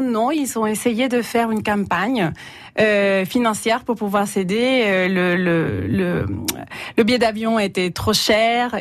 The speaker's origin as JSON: {"language": "French", "country": "El Salvador", "second_language": "French", "moved": "yes", "lives_now": "France", "said": "je suis salvadorienne"}